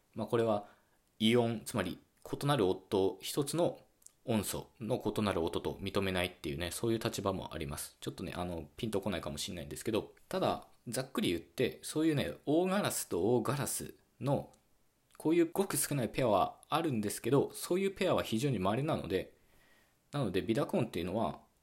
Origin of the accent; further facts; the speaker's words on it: western Japan, Japan; 僕自身もですね、西日本出身だもんですから